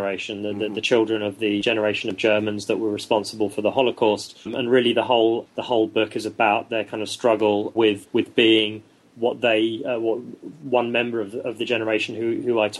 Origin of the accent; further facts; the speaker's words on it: London, United Kingdom; I'm a Brit and born and bred in London